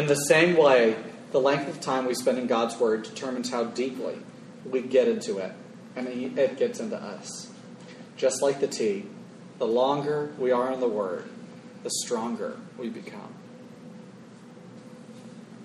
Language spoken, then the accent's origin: English; Florida, United States; When you think of my home state of Florida, it's my people